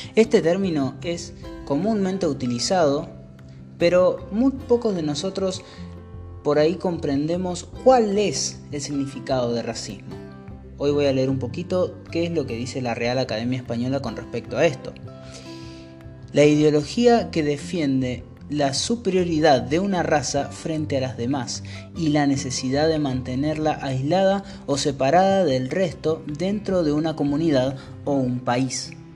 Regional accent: Argentina; soy argentino

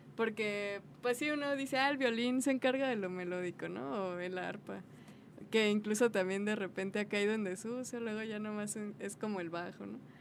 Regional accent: Guadalajara, Jalisco, Mexico; yo nací aquí en Guadalajara

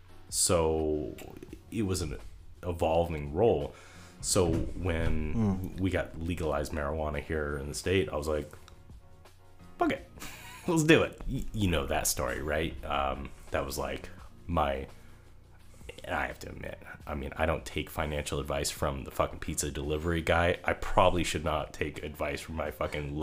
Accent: Marysville, United States; I grew up in Marysville.

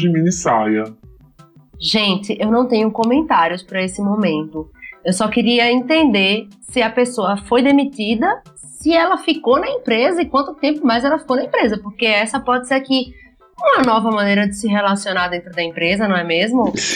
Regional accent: Simão Dias, Sergipe, Brazil; moved away; also born or lived in Aracaju; Eu nasci em Aracaju, para quem não sabe, mas fui criada em Simão Dias.

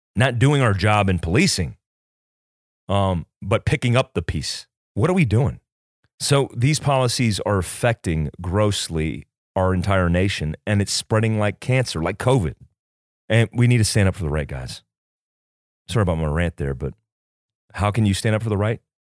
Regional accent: United States; as an American who believes in constitutional rights

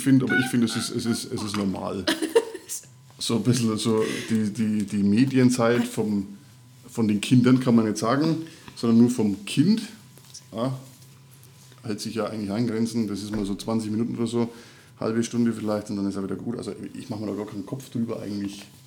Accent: Middle Franconia, Bavaria, Germany; accent: Franconian; now in Upper Palatinate, Germany; ich komme gebürtig äh, nicht aus Erfurt, auch nicht aus der Oberpfalz, sondern aus äh, Mittelfranken

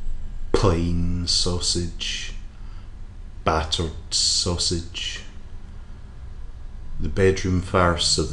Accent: Scotland, United Kingdom; also born or lived in South London; now in London, United Kingdom; I like to sift around South London, being Scottish, doing Scottish things

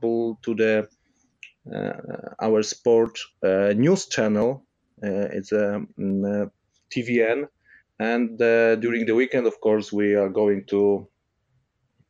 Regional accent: Krosno, Subcarpathian Voivodeship, Poland; English is a second language; I'm come from Krosno. It's a not big city in the southeast of Poland, 60 kilometers from Rzeszów. That region is called Podkarpacie

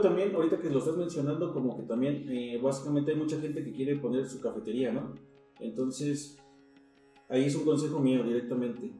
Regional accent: Mexico; como baristas mexicanos

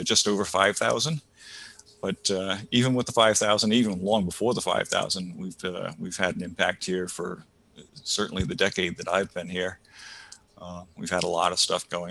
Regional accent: Rhode Island, United States; moved away as an adult; also born or lived in Ithaca, New York; now in New Hampshire, United States; I grew up in Rhode Island, moved to New York for a little bit.

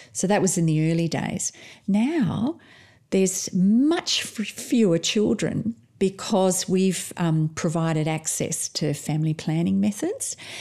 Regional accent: South Africa; now in Perth, Australia; I'm actually originally from South Africa

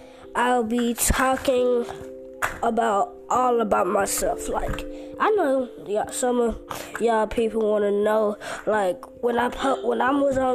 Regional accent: Houston, Texas, United States; Like, I'm from Houston, Texas.

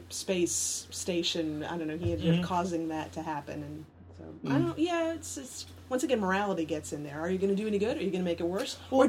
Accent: the South, United States; No, I grew up in the South.

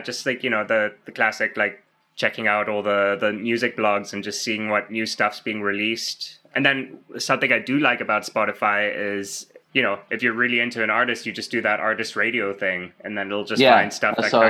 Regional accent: South Africa; moved away as an adult; now in Canada; I'm from South Africa originally.

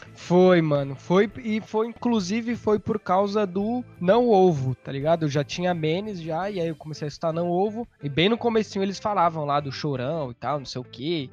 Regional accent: São Paulo, Brazil; sou de São Paulo

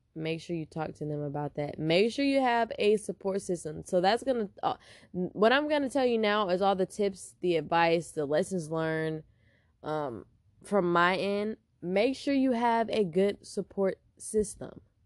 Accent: Houston, Texas, United States; now in San Diego, United States; I'm from Houston, Texas, H Town

